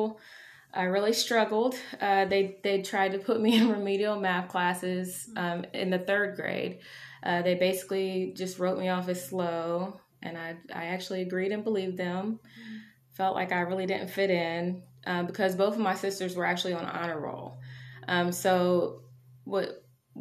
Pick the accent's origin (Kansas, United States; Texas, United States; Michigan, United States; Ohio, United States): Ohio, United States; Marion; now in Columbus, United States; I am from Marion, Ohio. I was born there and raised there for a lot of my childhood